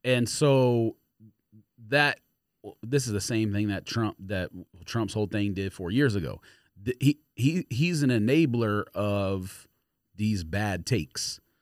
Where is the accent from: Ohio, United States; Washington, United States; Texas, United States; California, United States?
California, United States; Los Angeles; I grew up in Los Angeles